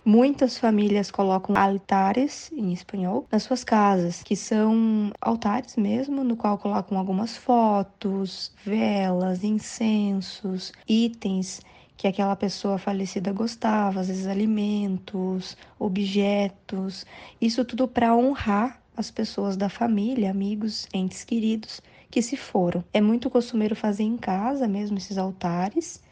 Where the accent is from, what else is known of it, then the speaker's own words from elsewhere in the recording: Brazil; nós brasileiros que também somos latino-americanos